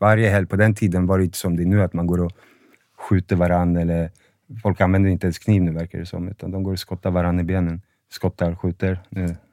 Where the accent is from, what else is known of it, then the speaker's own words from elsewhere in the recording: Sundbyberg, Stockholm County, Sweden; also born or lived in Huddinge; Född i Huddinge, men jag har bott i Rissne hela mitt liv